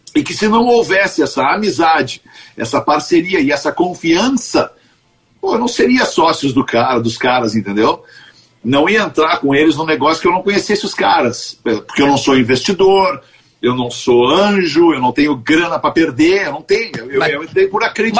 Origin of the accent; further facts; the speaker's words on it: Porto Alegre, Rio Grande do Sul, Brazil; Eu sou porto-alegrense, eu nasci no Bonfim, moro no Bonfim